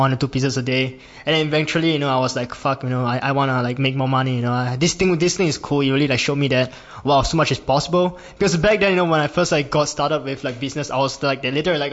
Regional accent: Singapore; I'm from Singapore, and I'm 19 years old

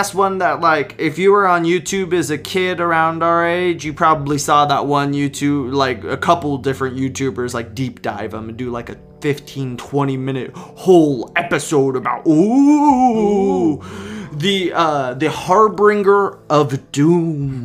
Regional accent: West Coast, United States; we're from West Coast, and we lived, like, the fairgrounds of our town used to be an internment camp

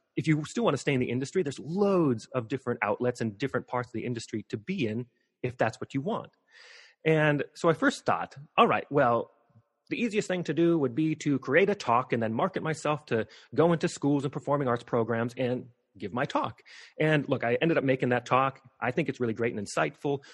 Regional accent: Missoula, Montana, United States; I grew up in Missoula, Montana.

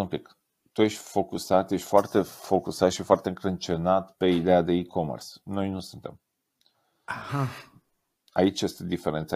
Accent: Romania; sunt mega mândru, ca român

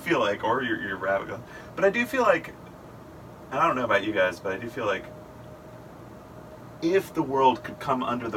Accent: Powder Springs, Georgia, United States; I'm from Powder Springs, originally Powder Springs, Georgia. Yeah, I'm a native. And I grew up in Powder Springs

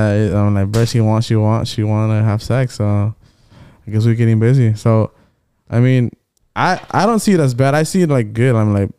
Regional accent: Georgia, United States; we're all born in Georgia.

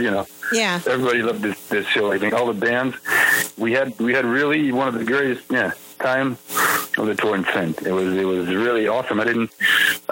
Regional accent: Paris, Île-de-France, France; English is a second language; we're from France. We're from Paris.

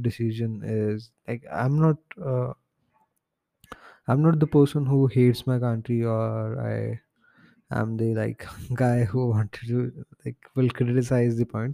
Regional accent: India; my home country, India

